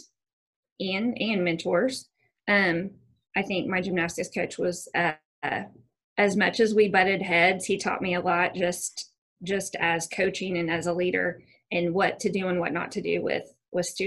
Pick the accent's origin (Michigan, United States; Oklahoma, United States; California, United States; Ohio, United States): Oklahoma, United States; Bixby; I grew up actually in Bixby, Oklahoma. So got to come home. I grew up here